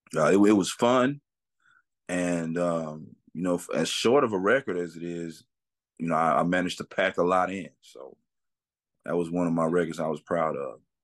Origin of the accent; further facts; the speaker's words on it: Atlanta, Texas, United States; I am from a small town in East Texas called Atlanta, Atlanta, Texas